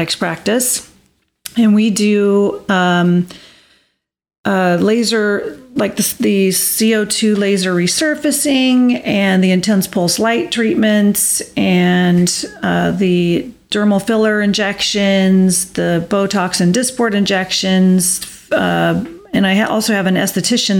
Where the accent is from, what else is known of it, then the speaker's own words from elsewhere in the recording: California, United States; moved away as an adult; now in Arizona, United States; I was born and raised in California. And then in my 20s, I decided to move to Arizona